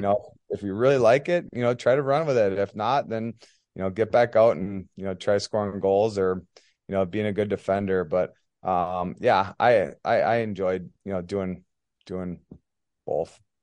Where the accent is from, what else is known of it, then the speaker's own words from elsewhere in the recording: Elk River, Minnesota, United States; also born or lived in Plymouth, Minnesota; from Elk River, Minnesota. Um, kinda born and raised